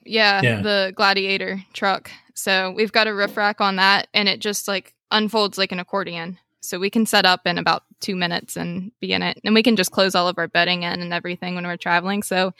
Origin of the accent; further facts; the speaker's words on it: West Virginia, United States; from West Virginia. I've lived here just about my whole life.